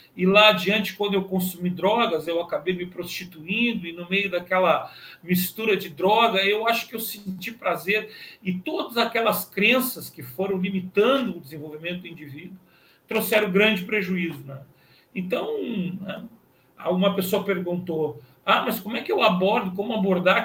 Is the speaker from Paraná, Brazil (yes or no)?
no; Pelotas, Rio Grande do Sul, Brazil; eu sou natural de Pelotas